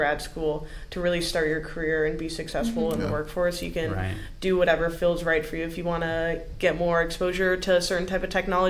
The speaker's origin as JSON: {"language": "English", "town": "Seattle", "region": "Washington", "country": "United States", "also_born_or_lived": "Northeast US", "moved": "as an adult", "said": "I'm originally from the Seattle area"}